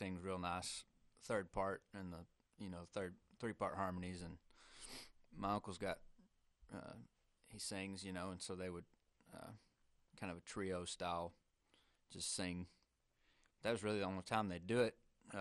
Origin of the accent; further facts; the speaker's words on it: Arkansas, United States; moved away; also born or lived in British Columbia, Canada; Well, I grew up in Arkansas. I was actually born in British Columbia, and that's part of the reason I moved out here in the first place. But I grew up in Arkansas